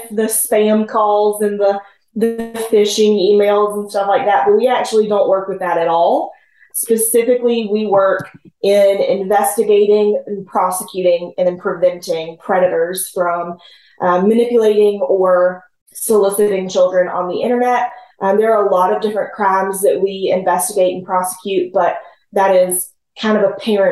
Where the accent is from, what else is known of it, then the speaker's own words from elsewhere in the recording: Holly Hill, South Carolina, United States; Born and raised in Holly Hill, South Carolina. Very tiny town.